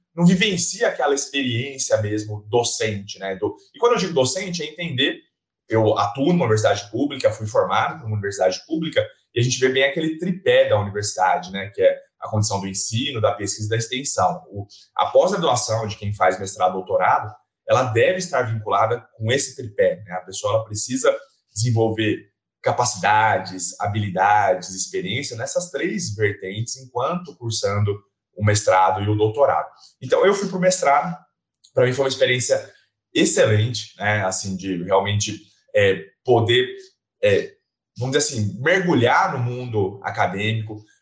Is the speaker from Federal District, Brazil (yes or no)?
no; Bauru, São Paulo, Brazil; eu sou daqui de Bauru